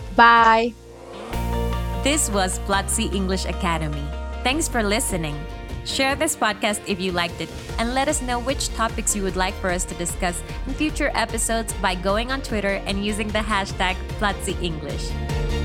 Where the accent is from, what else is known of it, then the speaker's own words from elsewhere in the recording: Managua, Nicaragua; English is a second language; I am from Managua, Nicaragua